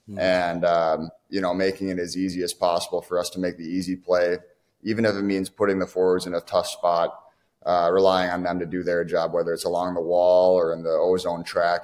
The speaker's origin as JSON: {"language": "English", "town": "Tonka Bay", "region": "Minnesota", "country": "United States", "said": "So I am from Tonka Bay."}